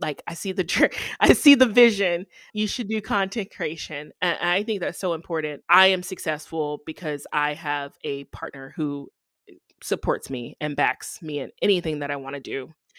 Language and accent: English; the South, United States; I probably would have chose Florida, honestly, because I'm from the South.